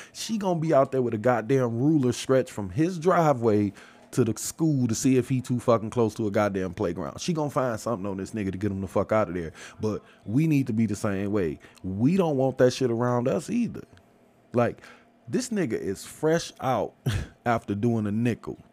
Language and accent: English; Detroit, Michigan, United States; I'm from Michigan. Like, yeah, I'm from Detroit.